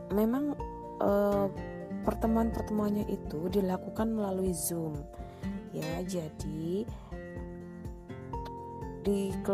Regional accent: Kebumen, Central Java, Indonesia; born there; now in Kebumen, Indonesia; tapi sayang aku CPNS-nya di Kebumen di kota kelahiran aku jadi sedangkan suamiku masih tinggal di Kulon Progo

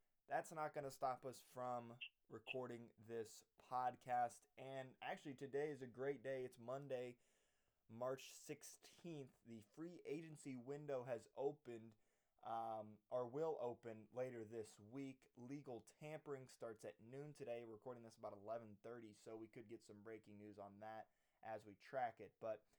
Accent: Lisbon, Indiana, United States; I'm coming to you live from Lisbon, Indiana, my hometown, actually sitting on my bed right now doing this podcast.

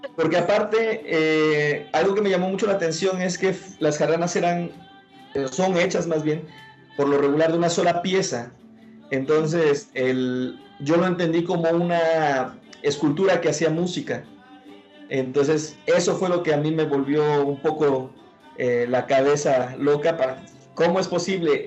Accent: Veracruz, Mexico; aunque soy eh, de Veracruz, yo nací en, Veracruz, Puerto

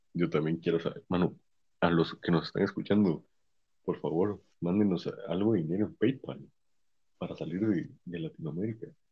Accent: Guatemala; aquí en Guatemala

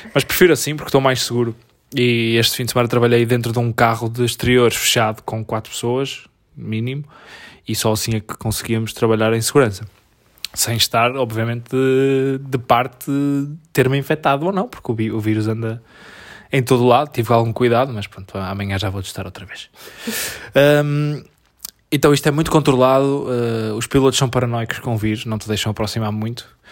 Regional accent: Portugal; nós somos tugas

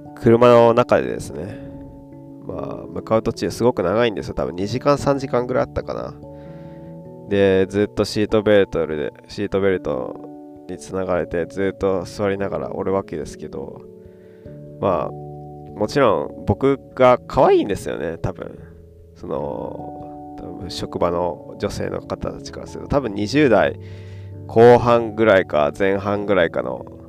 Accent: Yamaguchi, Japan; also born or lived in Kudamatsu; now in Beppu, Japan; 山口県出身のど田舎のから来たど田舎育ちの僕

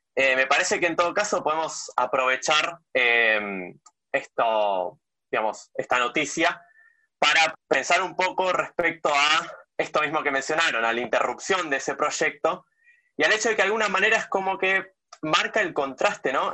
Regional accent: Argentina

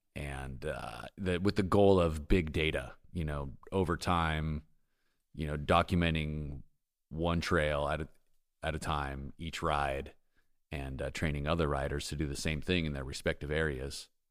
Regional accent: San Diego, California, United States; moved away as an adult; now in Bentonville, United States; I'm from San Diego.

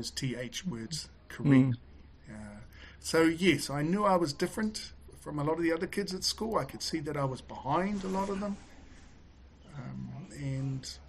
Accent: Auckland, New Zealand; I grew up here in West Auckland

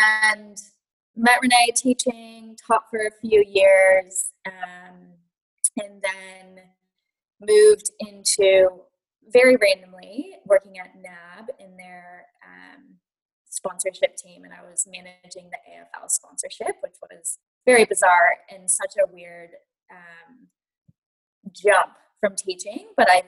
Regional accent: United States; moved away as an adult; now in Melbourne, Australia; So I am American, obviously, with this accent, although I will say Americans think I sound Australian, so I tend to tell people I'm hovering over the Pacific. But about 10 years ago, I moved to Melbourne as a teacher

